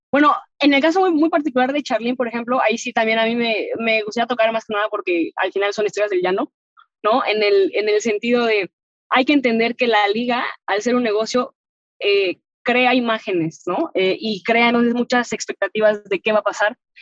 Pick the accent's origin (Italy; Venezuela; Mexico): Mexico; como mexicana que te vio, o sea, que te tocó ver que no había nada